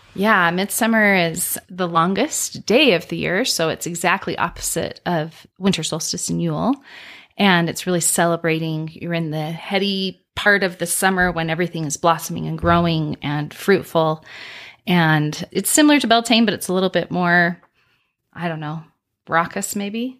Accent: Utah, United States; I grew up here in Utah

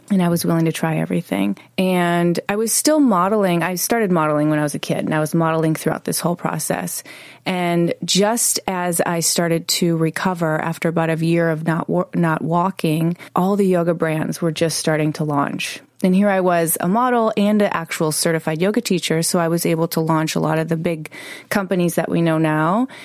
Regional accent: Chicago, Illinois, United States; moved away; I was 11 years old growing up in Chicago

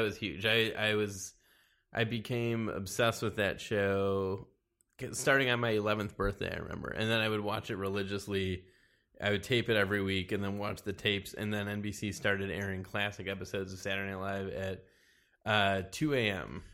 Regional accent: Wilmette, Illinois, United States; also born or lived in Chicago; Originally, I'm from, uh, Chicago. I lived there for the first four years of my life, and then I moved to a suburb of Chicago called Wilmette.

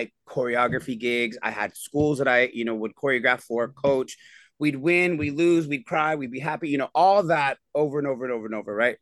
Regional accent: near Somerset, Texas, United States; I grew up near Somerset, Texas

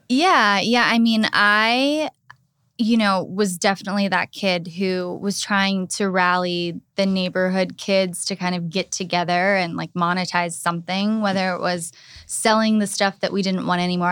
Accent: Pittsburgh, Pennsylvania, United States; moved away as an adult; now in West Hollywood, United States; I was born and raised in Pittsburgh, Pennsylvania

